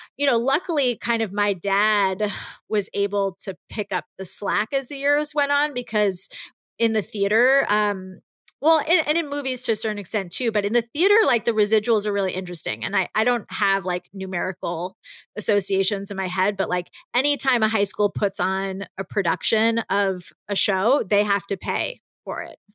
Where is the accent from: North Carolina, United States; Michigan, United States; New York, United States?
New York, United States; growing up in New York